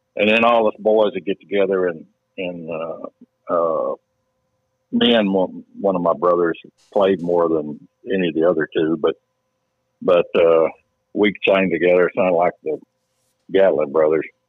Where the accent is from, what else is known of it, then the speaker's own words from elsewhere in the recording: Paris, Tennessee, United States; also born or lived in Houston; I grew up right here, and you know, uh, in in this little town